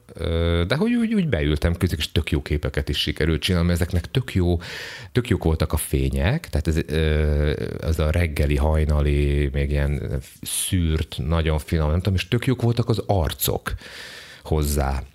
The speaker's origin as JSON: {"language": "Hungarian", "country": "Hungary", "said": "én ugye magyar vagyok"}